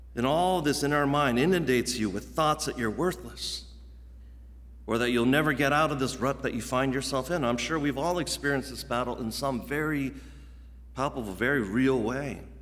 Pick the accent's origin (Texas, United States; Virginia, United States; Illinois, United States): Virginia, United States; moved away as an adult; also born or lived in Midwest; I grew up, as many of you guys know, in Virginia, in the Mid-Atlantic region